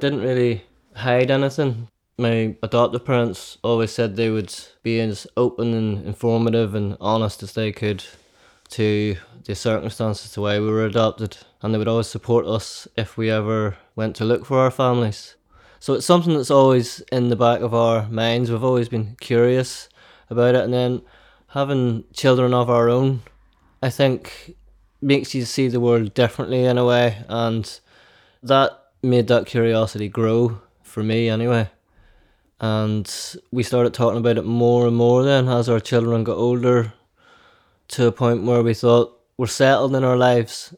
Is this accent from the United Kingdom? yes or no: yes; County Down, Northern Ireland, United Kingdom; we grew up in County Down